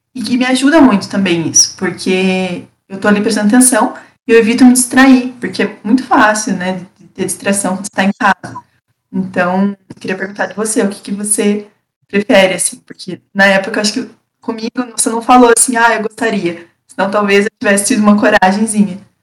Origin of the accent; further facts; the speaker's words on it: Castro, Paraná, Brazil; also born or lived in Ponta Grossa; Eu sou de Castro, é, interior do Paraná, é, no sul do Paraná, mais perto de Curitiba.